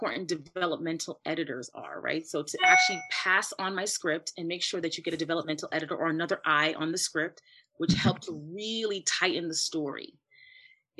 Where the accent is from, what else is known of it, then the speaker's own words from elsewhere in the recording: New York City, New York, United States; I grew up in the Bronx in the 80s